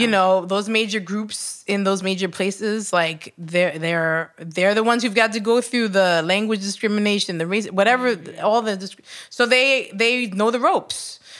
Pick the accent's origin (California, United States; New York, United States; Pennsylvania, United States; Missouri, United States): New York, United States; I was born in New York.